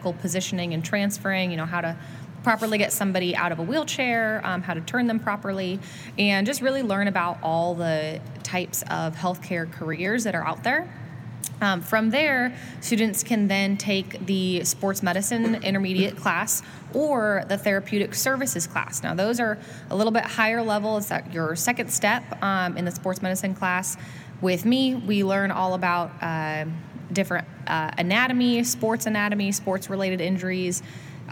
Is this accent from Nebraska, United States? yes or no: no; Southern California, United States; moved away as an adult; also born or lived in Eastern Washington / Auburn, Alabama; I grew up in California. I did most of my school down there in Southern California, right by Disneyland.